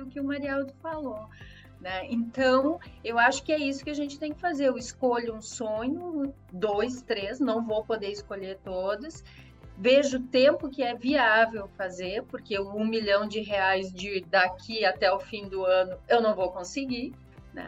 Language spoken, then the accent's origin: Portuguese; Brazil; a gente é brasileiro